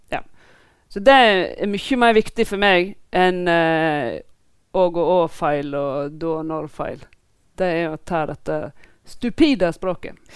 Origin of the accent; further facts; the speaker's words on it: Voss, Vestland, Norway; jeg er fra Voss